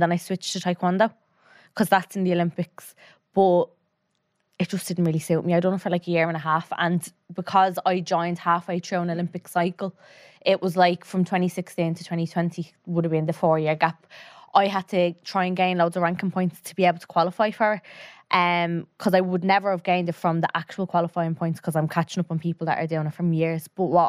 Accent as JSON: {"language": "English", "town": "Tallaght", "region": "Leinster", "country": "Ireland", "tie": "born or raised there", "said": "So I was born and raised in Talla. My man and dad were as well."}